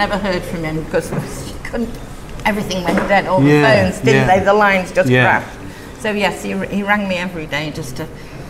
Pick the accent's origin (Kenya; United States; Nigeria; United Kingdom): United Kingdom; Leeds, Yorkshire and the Humber; Leeds, originally.